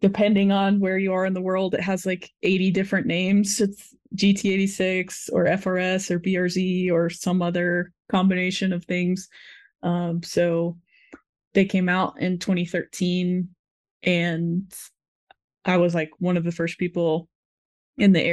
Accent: Florida, United States; I'm from Florida, where there's no mountains

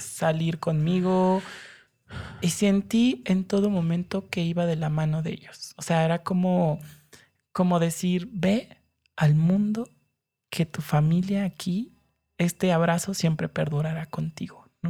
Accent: Mexico City, Mexico; Yo crecí acá en la Ciudad de México

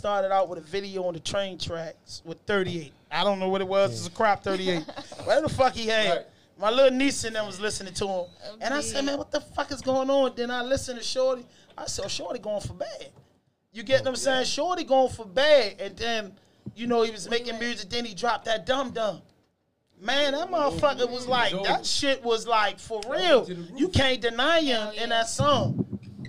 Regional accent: Baltimore, Maryland, United States; I'm from Baltimore, Northwest Baltimore. I went to Falls Park, Northwestern, Emerson, Job Corps, everywhere

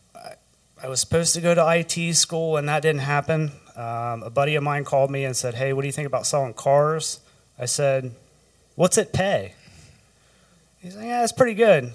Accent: Rushville, Ohio, United States; also born or lived in Columbus, Ohio; Grew up in Rushville, Ohio.

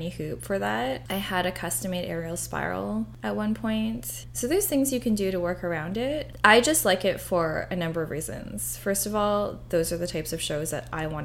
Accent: Vancouver, British Columbia, Canada; also born or lived in Edmonton; Born and raised in Vancouver, went to Edmonton for law school, came back to Vancouver for my article, and I have been here ever since

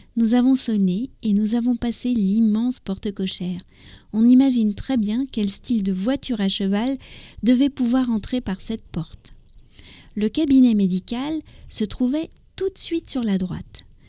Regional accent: France; also born or lived in near Paris; je suis française, j'habite près de Paris

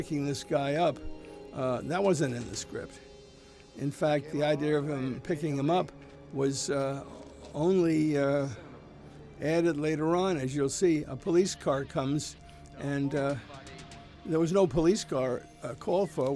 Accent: New York, United States; now in California, United States; I grew up in New York

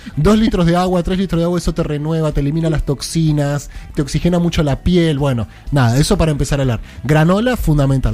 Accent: Buenos Aires, Argentina; Yo soy el porteño

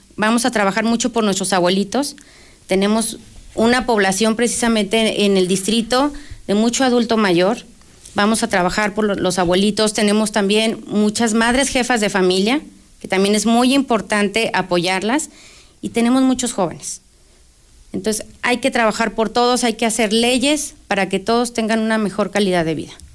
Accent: Aguascalientes, Mexico; somos de Aguascalientes

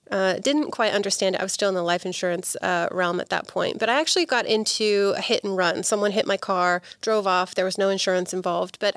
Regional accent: Bristol, South West England, United Kingdom; born there; moved away as an adult; now in United States; my family's from England. I was born in Bristol, which is in the southwest, and uh, when I was 18, I, I, moved to the states by myself.

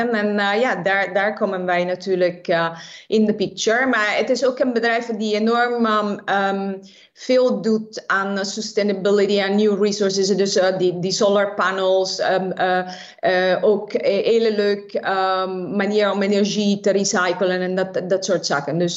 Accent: Naples, Campania, Italy; Dutch is a second language; now in Netherlands; ik eh, ben geboren en getogen in de stad van Napels in Zuid-Italië. En ik ben 26 jaar geleden naar Nederland verhuisd.

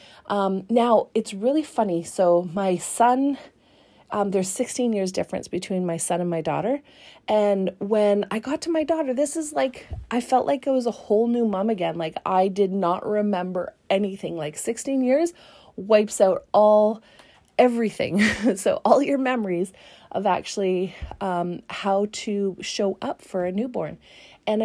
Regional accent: Canada; as a Canadian

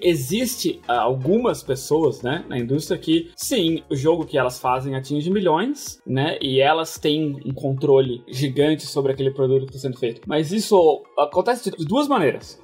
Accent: Brazil; moved away; eu cresci no Brasil, passei minha infância inteira lá

